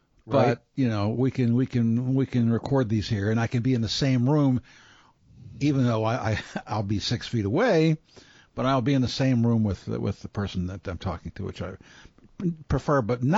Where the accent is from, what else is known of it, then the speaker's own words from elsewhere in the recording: Baltimore, Maryland, United States; I'm from Baltimore and I'm Italian